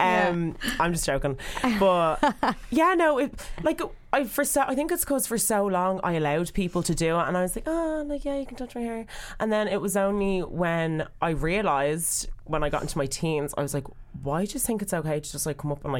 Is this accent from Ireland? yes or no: yes; Dublin, Leinster, Ireland; I'm from, wherever I'm from, on the north side of Dublin.